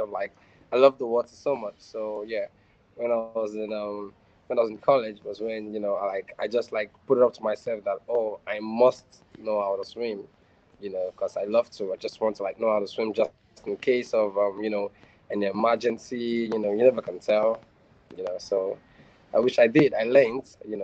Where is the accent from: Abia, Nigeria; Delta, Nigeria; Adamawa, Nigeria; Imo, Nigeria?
Delta, Nigeria; now in Lagos, Nigeria; I'm from Delta State, currently living in Lagos, Nigeria